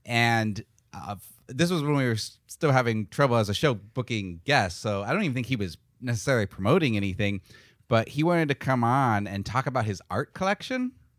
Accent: Phoenix, Arizona, United States; I grew up in Phoenix. So I was a huge Steve Nash fan.

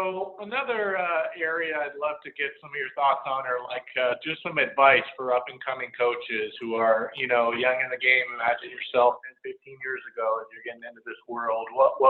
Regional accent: Bay Area, California, United States; moved away; I'm from the Bay Area

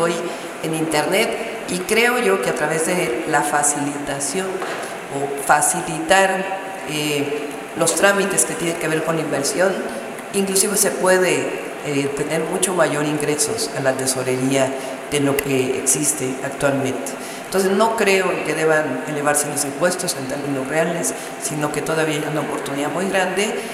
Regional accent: Mexico City, Mexico; soy mujer, nací en la Ciudad de México.

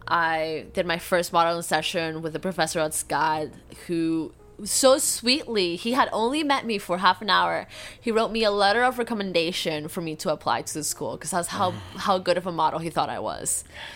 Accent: Florida, United States; From the moment, because I come from Florida, right? Florida's an angry place.

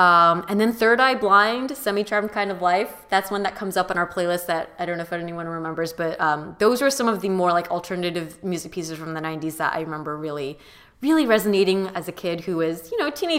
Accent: Orange County, California, United States; I grew up in Orange County

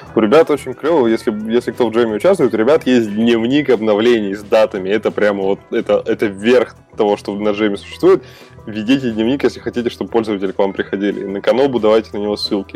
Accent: Russia; я из России живу

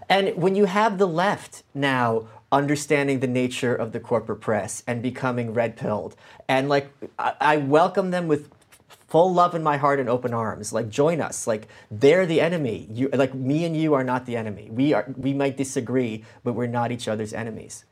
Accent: New York City, New York, United States; also born or lived in Ukraine; I'm from Brooklyn. I'm an immigrant

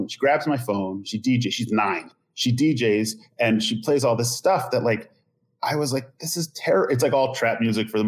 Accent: Long Island, New York, United States; I grew up on Long Island

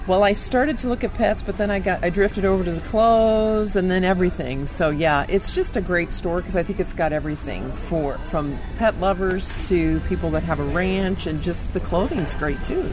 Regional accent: a suburb of Chicago, Illinois, United States; also born or lived in Boise, Idaho; now in Kuna, United States; I'm originally from Illinois, a suburb of Chicago, which drove me crazy, and then moved out here in the late '90s to Boise

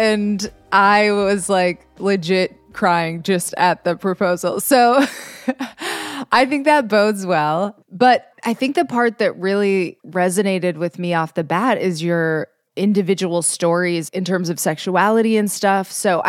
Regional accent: Minnesota, United States; I mean, I grew up in Minnesota.

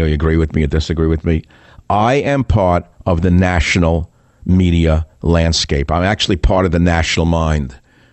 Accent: United States; I'm an American.

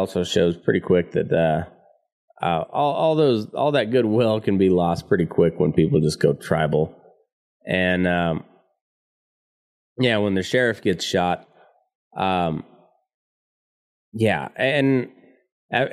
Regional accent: United States; We here in America

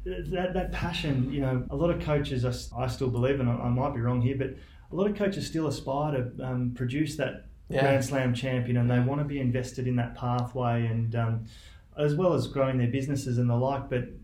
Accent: Victoria, Australia; moved away as an adult; also born or lived in Canberra; now in Queensland, Australia; born and raised in Victoria initially

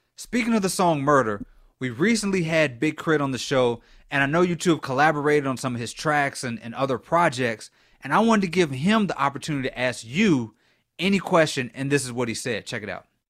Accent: Lafayette, Louisiana, United States; I was born in Lafayette, Louisiana. One of the things about being from a place like Lafayette

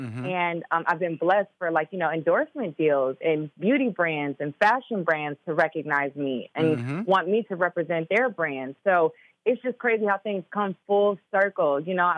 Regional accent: Chicago, Illinois, United States; also born or lived in Minnesota; I know all about that cold. You know, I'm from Chicago too.

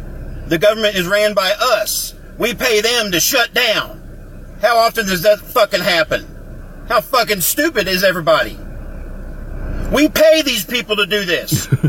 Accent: North Carolina, United States; Fuck you, man. I'm from North Carolina.

